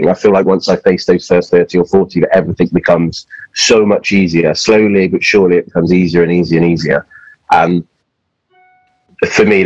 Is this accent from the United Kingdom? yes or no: yes; Yorkshire and the Humber, United Kingdom; also born or lived in Wiltshire; my grandparents live in, in Yorkshire, and I was born in Yorkshire. But then we moved uh, to Wiltshire when I was quite young